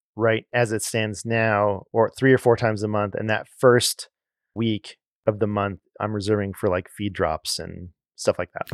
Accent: Los Angeles, California, United States; moved away as an adult; growing up in Los Angeles

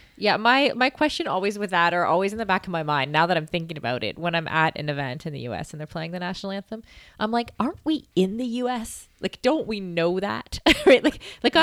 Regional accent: Canada; also born or lived in Edinburgh, Scotland; I'm from Canada

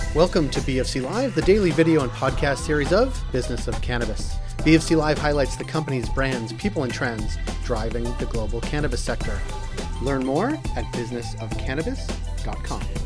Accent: Boston, Massachusetts, United States; now in Toronto, Canada; I'm from Boston

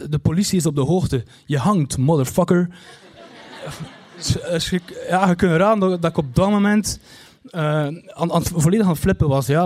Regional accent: Kortrijk, West Flanders, Belgium; Want ja, ik kom uit Kortrijk en, en Kortrijk is zo groot dus ja, je kunt raden.

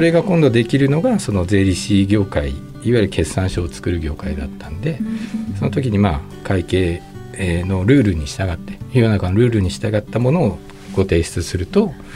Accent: Tokyo, Japan; moved away as an adult; now in Nagasaki, Japan; 東京で生まれて、まあ、大学卒業までで金融機関までずっと東京だったんですけど

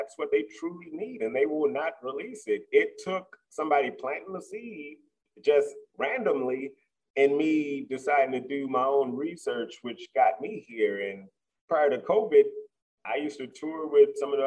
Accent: Midwest, United States; moved away; I'm from the Midwest, meat and potato country

